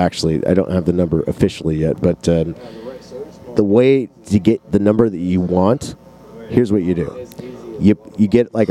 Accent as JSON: {"language": "English", "town": "Tacoma", "region": "Washington", "country": "United States", "moved": "yes", "said": "I'm from Tacoma, and I don't live in, I just live like an hour away."}